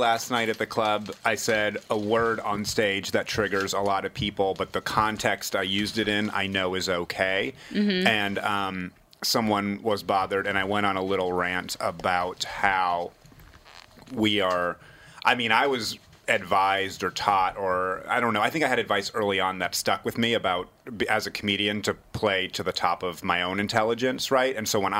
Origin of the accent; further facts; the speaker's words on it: New Hampshire, United States; when I was a kid growing up in New Hampshire